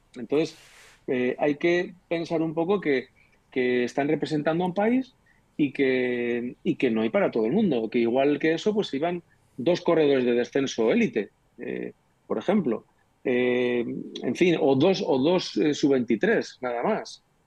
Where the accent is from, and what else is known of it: Spain; also born or lived in Andalusia